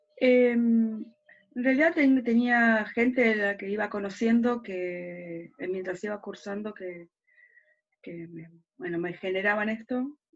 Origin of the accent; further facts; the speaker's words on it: Quilmes, Buenos Aires Province, Argentina; also born or lived in southern Argentina; Soy porteña, pero después nada, viví toda mi vida en Quilmes y un tiempo en el sur del país y después volví para Quilmes